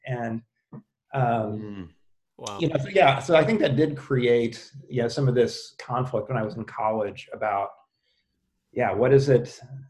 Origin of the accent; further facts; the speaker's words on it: the Bible Belt, United States; growing up in the Bible Belt, I mean, the reality is, I mean, I was a public school kid all the way through